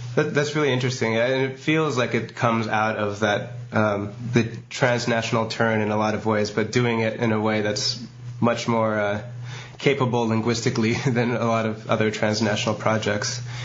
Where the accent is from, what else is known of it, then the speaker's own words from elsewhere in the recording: United States; as an American